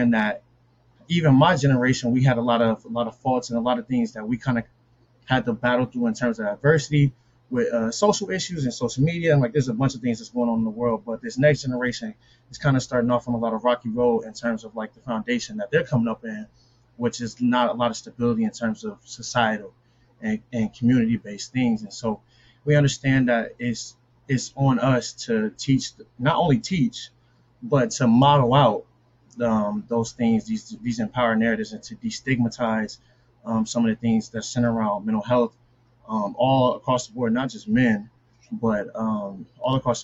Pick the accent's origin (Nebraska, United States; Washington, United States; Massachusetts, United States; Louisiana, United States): Nebraska, United States; Omaha; moved away; also born or lived in Quincy, Illinois; I'm from Omaha, Nebraska.